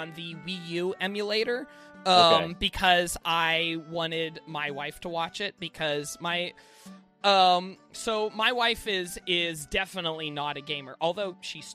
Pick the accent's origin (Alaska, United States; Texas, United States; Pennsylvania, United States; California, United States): Alaska, United States; moved away; I grew up in Alaska and I'm not living there anymore